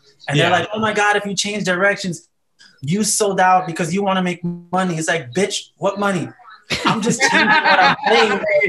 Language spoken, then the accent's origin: English; New York City, New York, United States; I'm from New York City. I pride myself on being trash.